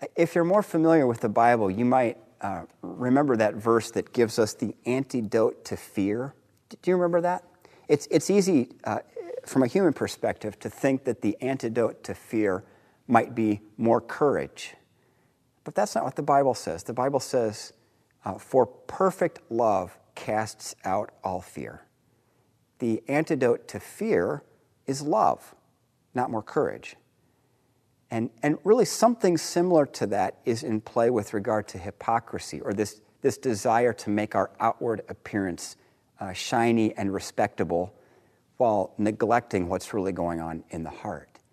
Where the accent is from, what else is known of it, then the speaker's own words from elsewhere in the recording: Dayton, Ohio, United States; moved away; I grew up in Dayton, Ohio.